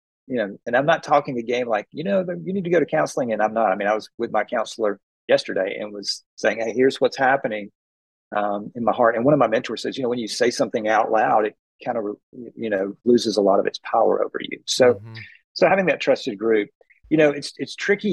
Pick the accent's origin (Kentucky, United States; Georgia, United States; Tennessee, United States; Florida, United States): Georgia, United States; Atlanta; I'm from Atlanta